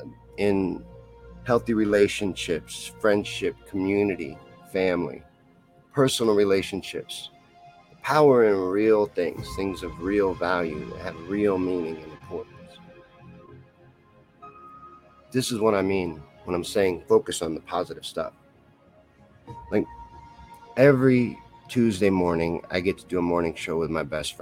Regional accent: Kentucky, United States; now in Missouri, United States; I'm from Kentucky. Well, I grew up there. I was born in Missouri, grew up in Kentucky, back to Missouri

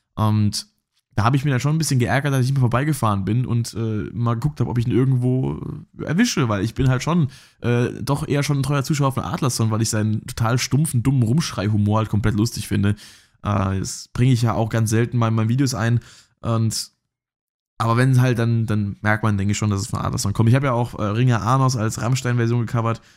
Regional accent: Rhineland-Palatinate, Germany; ich komme ja hier aus, aus der Pfalz

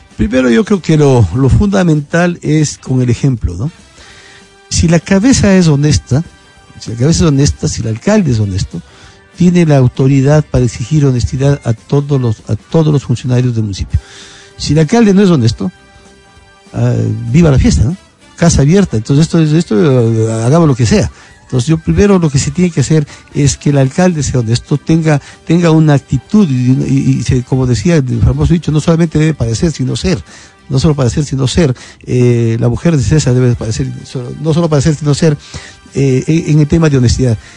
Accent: Quito, Pichincha, Ecuador; soy un quiteño común como todo el resto

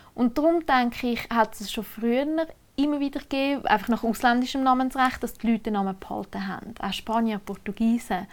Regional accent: Oberägeri, Zug, Switzerland; bei uns in Oberägeri

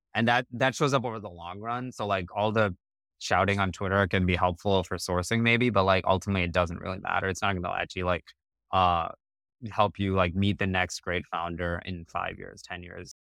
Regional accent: Colorado, United States; also born or lived in New Zealand / Cupertino, California; we moved to Colorado when I was seven. I grew up there, spent most of my childhood there. I would consider that still home.

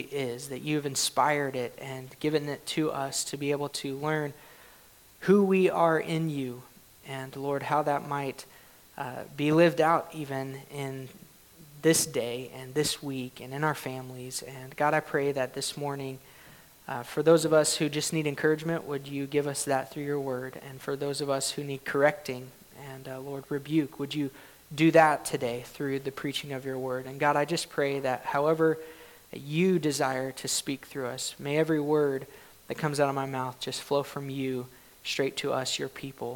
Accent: Oklahoma, United States; I grew up in Oklahoma

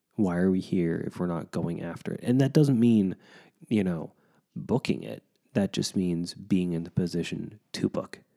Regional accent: United States; as an American

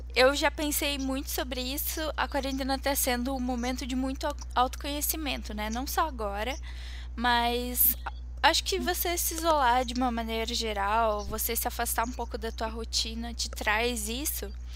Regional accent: Curitiba, Paraná, Brazil; Eu nasci aqui, então tô aqui há 22 anos

